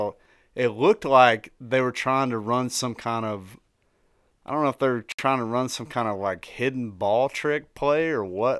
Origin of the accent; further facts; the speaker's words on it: Tennessee, United States; I am from Tennessee.